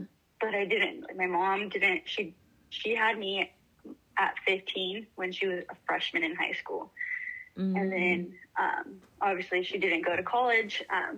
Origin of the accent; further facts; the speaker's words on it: Marysville, California, United States; also born or lived in Santa Maria, California; now in Chico, United States; I'm here in Chico, California. I'm originally from Marysville, California, the Yuba County area. My entire family lives in Santa Maria, California, though.